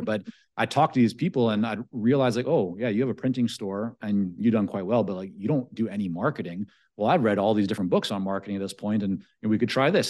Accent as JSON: {"language": "English", "town": "Vancouver", "region": "British Columbia", "country": "Canada", "tie": "born or raised there", "also_born_or_lived": "Toronto / Israel", "second_language": "English", "said": "growing up in Vancouver"}